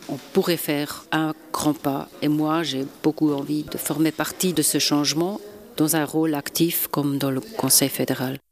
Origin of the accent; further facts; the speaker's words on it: Basel, Basel-Stadt, Switzerland; je viens d'une région transfrontalière. Nous vivons vraiment à travers des frontières avec l'Allemagne et la France